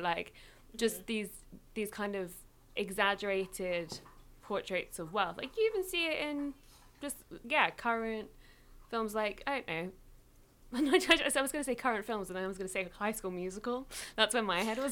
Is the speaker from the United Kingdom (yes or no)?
yes; England, United Kingdom; girl growing up in England with this like half Mexican, half English household